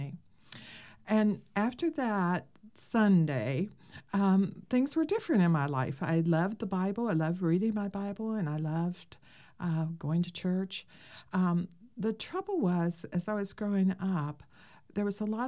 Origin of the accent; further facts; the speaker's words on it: West Virginia, United States; I grew up in West Virginia, out in the country